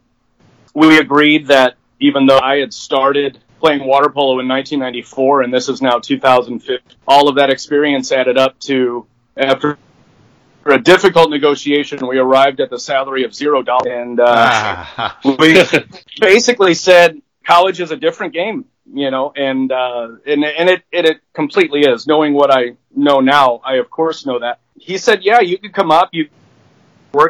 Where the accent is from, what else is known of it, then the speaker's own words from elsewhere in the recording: St. Louis, Missouri, United States; moved away; I grew up in St. Louis